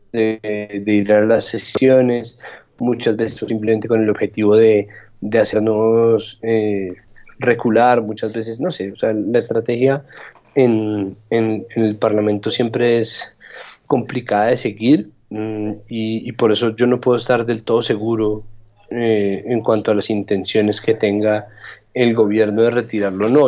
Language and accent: Spanish; Bogotá, Colombia; Yo en eso sí soy un rolo de lo más convencional